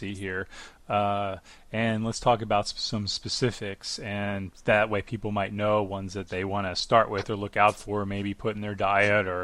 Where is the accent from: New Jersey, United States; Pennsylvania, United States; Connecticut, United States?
New Jersey, United States; moved away as an adult; now in Washington, United States; I'm from New Jersey